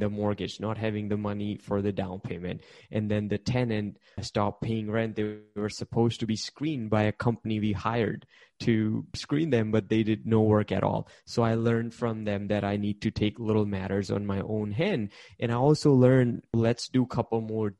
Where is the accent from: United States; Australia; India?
India; English is a second language; moved away; Originally, I'm an immigrant from India. I came here. I wasn't speaking English